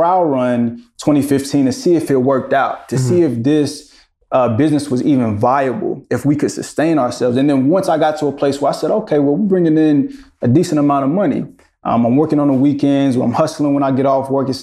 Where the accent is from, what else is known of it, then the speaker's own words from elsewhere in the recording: Greensboro, North Carolina, United States; also born or lived in Charlotte; I am from Greensboro, but I came to Charlotte to go to school